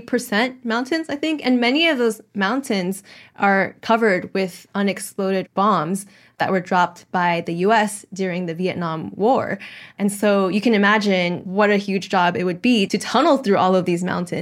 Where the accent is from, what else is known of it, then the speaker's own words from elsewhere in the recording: United States; Actually, as an American, I was thinking, this train is a lot better than trains I've been on in the US.